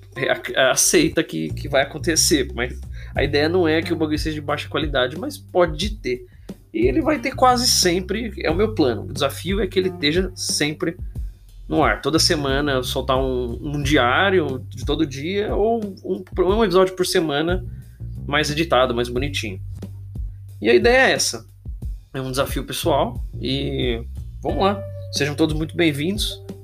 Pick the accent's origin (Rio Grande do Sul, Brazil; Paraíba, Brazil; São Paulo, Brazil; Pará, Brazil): São Paulo, Brazil; Santo André; eu sou aqui de Santo André, ABC Paulista